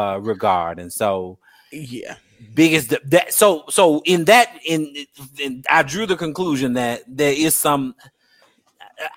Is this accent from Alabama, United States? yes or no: yes; Huntsville, Alabama, United States; I graduated from Buckhorn. I grew up in Huntsville.